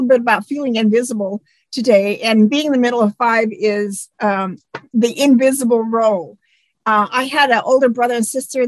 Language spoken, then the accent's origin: English; Eastern Washington, United States; That was in Eastern Washington. When we moved to the farm, and when I was 8 and a half